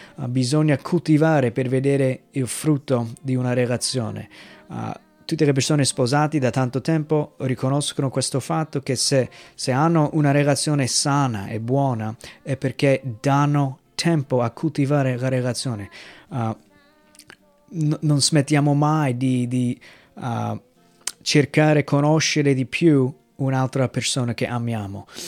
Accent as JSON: {"language": "Italian", "country": "United States", "moved": "yes", "said": "nel mio paese, negli Stati Uniti"}